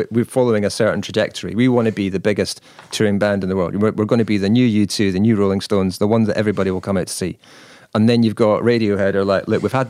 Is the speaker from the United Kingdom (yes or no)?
yes; United Kingdom; Well, we're British, so what do you expect?